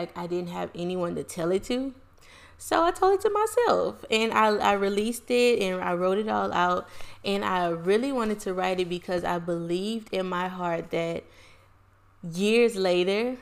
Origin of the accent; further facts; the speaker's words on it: Lake Charles, Louisiana, United States; I was born and raised in Lake Charles, Louisiana